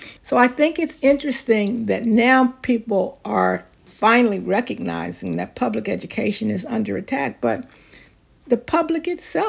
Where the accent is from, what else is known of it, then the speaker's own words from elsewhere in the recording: Philadelphia, Pennsylvania, United States; I grew up in Philadelphia at a time when if you wanted to traverse the city, you took public transportation.